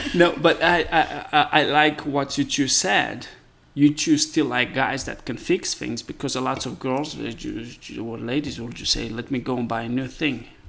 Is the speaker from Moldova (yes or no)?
yes; Moldova; English is a second language; now in United States; I come from Eastern Europe, and um, uh, the country is called Moldova.